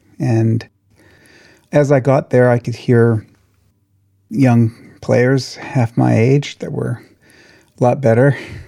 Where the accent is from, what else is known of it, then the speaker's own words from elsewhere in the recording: Washington, United States; also born or lived in Los Angeles; I grew up on a farm in Washington State. And I was born in Los Angeles, but my family moved around a lot. And I probably lived in 15 different cities before I went into kindergarten.